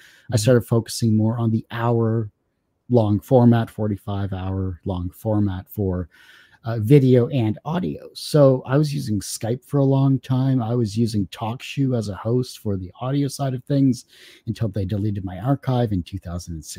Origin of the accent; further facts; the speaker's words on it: Windsor, Ontario, Canada; No, I'm Canadian. I was born and raised in Windsor, Ontario, and I'm still here